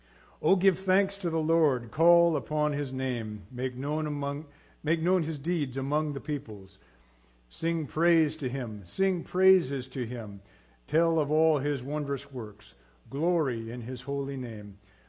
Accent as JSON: {"language": "English", "region": "Papua", "country": "Indonesia", "tie": "born or raised there", "moved": "yes", "lives_now": "United States", "said": "I grew up in Indonesia, what is now Papua, Indonesia. At that time, it was Irian Jaya, Indonesia. Before that, it was New Guinea."}